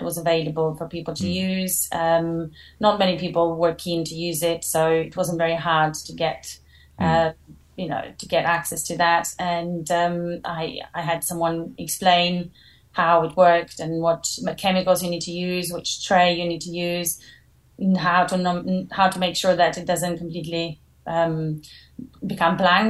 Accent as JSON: {"language": "English", "country": "Albania", "also_born_or_lived": "Clermont-Ferrand, France / Paris, France", "moved": "as an adult", "lives_now": "London, United Kingdom", "said": "I am from Albania originally, and I went to study in France, in Paris, when I was 18."}